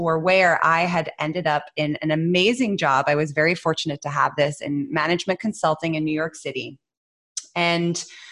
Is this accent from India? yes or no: no; Netherlands; moved away as an adult; also born or lived in United States; I grew up in the Netherlands